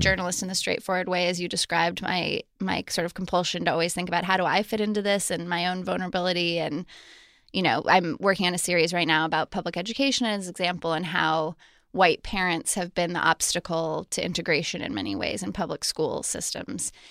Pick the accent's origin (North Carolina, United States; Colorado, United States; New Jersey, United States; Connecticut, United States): Colorado, United States; Colorado Springs; I grew up in Colorado Springs, Colorado